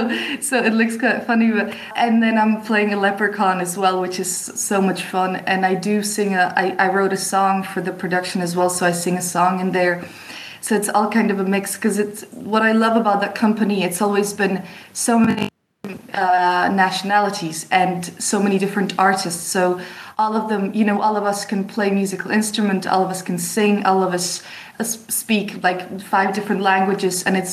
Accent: France; also born or lived in Czech Republic; I was born in Czech Republic, but so my mom is Czech, but my father's English. Grew up in France

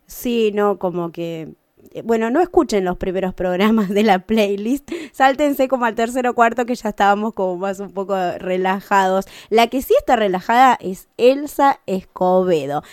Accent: Luan Toro, La Pampa, Argentina; moved away; mi pueblo, a Mabel en Loantoro

